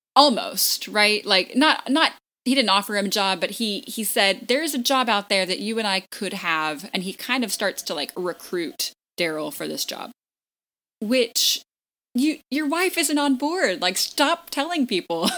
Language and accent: English; Texas, United States; moved away as an adult; now in New York, United States; moving to New York as a Texan